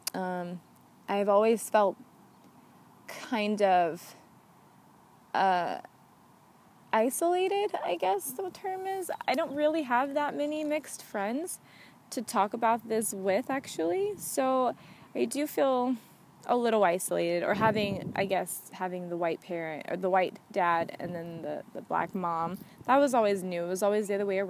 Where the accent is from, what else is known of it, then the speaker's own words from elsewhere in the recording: the South, United States; now in California, United States; I grew up in the South